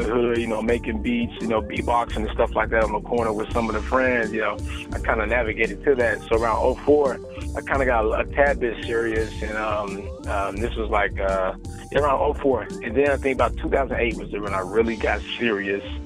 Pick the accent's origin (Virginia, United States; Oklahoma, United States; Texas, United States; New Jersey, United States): Oklahoma, United States; also born or lived in California; I'm born and raised in Oklahoma. I got a little bit of California in me as well